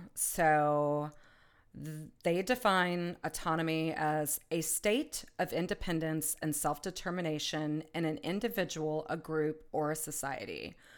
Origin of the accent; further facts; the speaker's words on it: United States; I'm an American. I live in the United States.